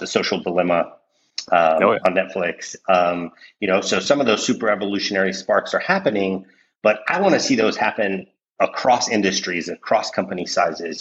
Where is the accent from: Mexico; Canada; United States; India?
Mexico; moved away; I'm originally from Mexico